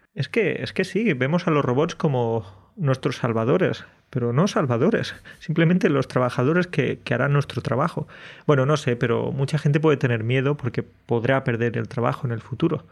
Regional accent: Andalusia, Spain; moved away as an adult; now in Poland; estaría viviendo en España, en mi pueblo de mm. Andalucía

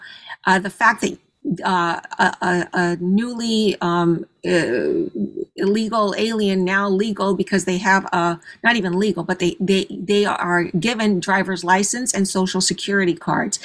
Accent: Venezuela; also born or lived in Panama / Mexico; now in United States; I was born in Panama and I grew up in Venezuela and I was educated in Mexico

